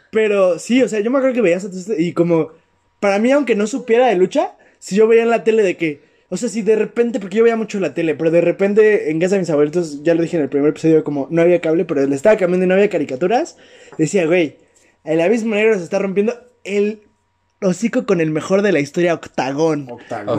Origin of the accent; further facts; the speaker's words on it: Mexico; porque somos de México